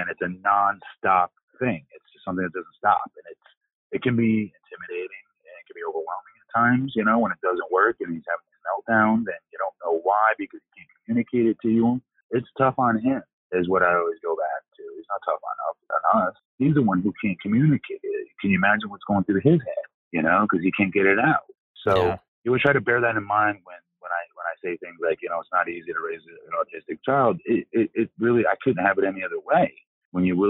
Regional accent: Longwood, Florida, United States; That's my hometown. That's where I'm raising my son now.

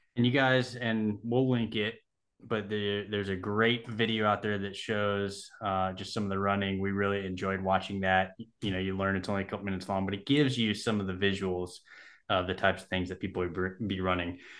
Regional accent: Southern California, United States; moved away; I grew up in Southern California.

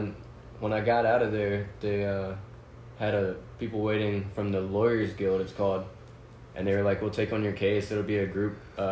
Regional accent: Richmond, Virginia, United States; I'm from Richmond, Virginia

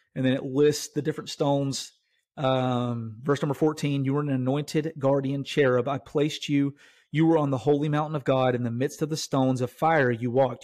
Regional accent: Tennessee, United States; I'm from Tennessee

